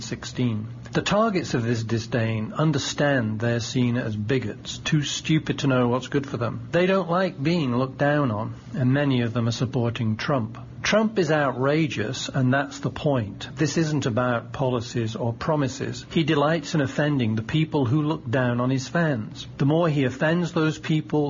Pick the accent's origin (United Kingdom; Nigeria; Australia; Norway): United Kingdom; the north of England; also born or lived in Oxford / London; now in United States; I'm a British immigrant, and I grew up in a northern working-class town